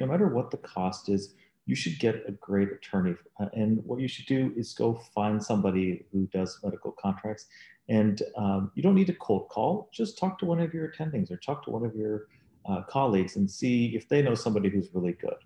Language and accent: English; Dallas, Texas, United States; moved away as an adult; now in Chicago, United States; I'm not from Chicago, I'm from Dallas, Texas